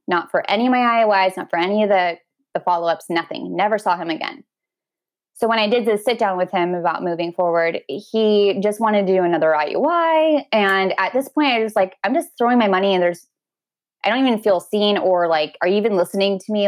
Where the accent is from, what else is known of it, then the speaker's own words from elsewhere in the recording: Washington, United States; also born or lived in Oregon; My husband and I live in a small town across the water by ferry from Seattle in Washington State